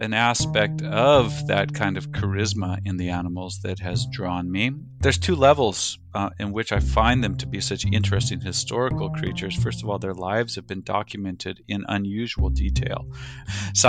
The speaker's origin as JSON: {"language": "English", "area": "Oregon", "region": "Northern California", "country": "United States", "tie": "born or raised there", "said": "I grew up in Northern California, Oregon, spent a lot of summers up in Alaska"}